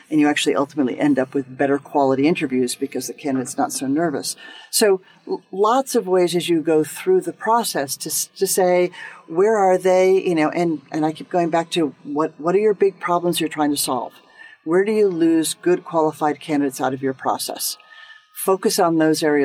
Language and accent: English; United States; as an American